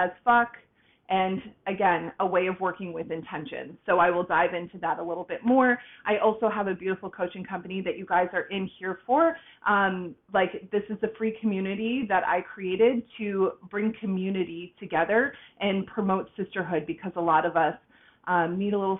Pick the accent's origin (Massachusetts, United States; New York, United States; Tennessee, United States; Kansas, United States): Massachusetts, United States; Boston; now in Tampa, United States; I was born and raised in Boston, Massachusetts, right on the outskirts, and I moved down to Tampa, Florida